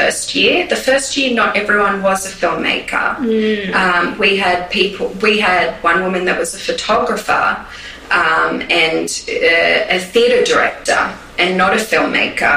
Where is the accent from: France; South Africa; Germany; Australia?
Australia; now in New York, United States; me as an Australian